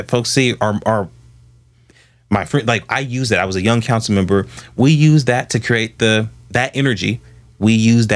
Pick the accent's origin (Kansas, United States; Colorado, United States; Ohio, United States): Ohio, United States; Columbus; also born or lived in Atlanta, Georgia; I grew up in Southfield.